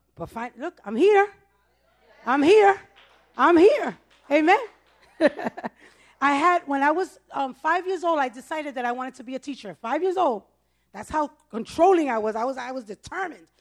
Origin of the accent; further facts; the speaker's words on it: New York City, New York, United States; I was born and raised in the Bronx. I'm a Bronx girl.